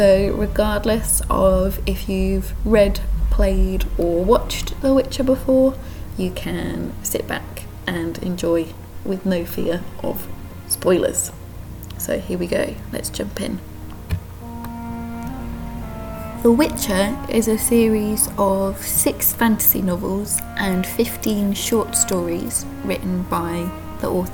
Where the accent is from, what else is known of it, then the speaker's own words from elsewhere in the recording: United Kingdom; now in Krakow, Poland; as a British person